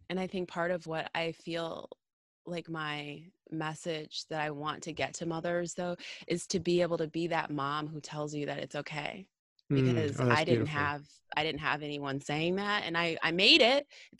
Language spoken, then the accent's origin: English; United States; When I think of America, I'm American. I should have an opinion.